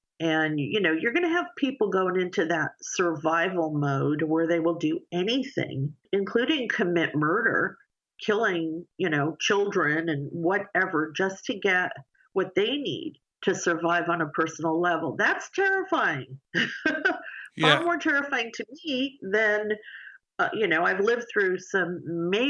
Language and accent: English; New York, United States; moved away; also born or lived in Los Angeles / San Diego; I grew up in New York.